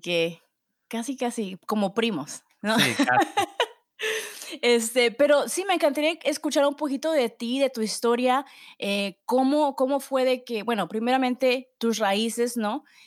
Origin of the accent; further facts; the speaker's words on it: Mexico; now in Austin, United States; como mexicana